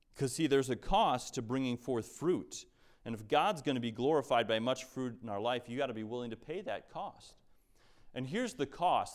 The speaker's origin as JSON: {"language": "English", "country": "United States", "said": "we as American Christians"}